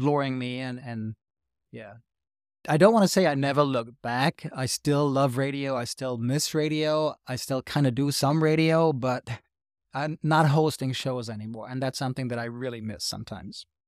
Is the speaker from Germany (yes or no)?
yes; Hanau, Hesse, Germany; English is a second language; Hanau is my hometown, which is east of Frankfurt, and when I was growing up, Hanau was surrounded by American culture.